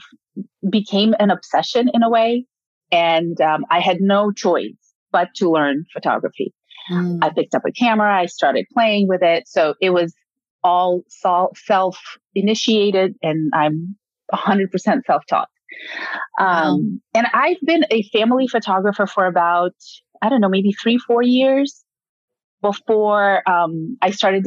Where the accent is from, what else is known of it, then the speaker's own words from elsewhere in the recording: Ukraine; English is a second language; now in United States; I'm born and raised in Ukraine